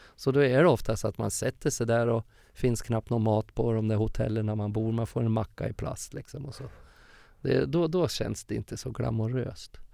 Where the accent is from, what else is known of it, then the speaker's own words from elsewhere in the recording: Furuvik, Gävleborg County, Sweden; moved away; also born or lived in Stockholm / Uppsala; min uppväxt i Furviksparken hur jag körde karusell i Furuvik